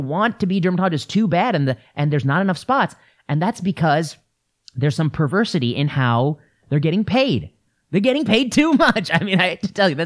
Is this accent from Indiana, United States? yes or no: yes; La Porte, Indiana, United States; I grew up in La Porte, Indiana, which is Rust Belt, tough place.